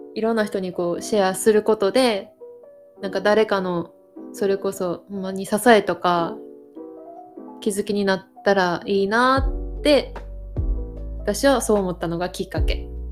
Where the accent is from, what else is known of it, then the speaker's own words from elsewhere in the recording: Osaka, Japan; accent: Kansai dialect; moved away as an adult; also born or lived in Beijing, China; now in Taiwan; 私はえっと日本人で、日本の大阪で生まれ育ちました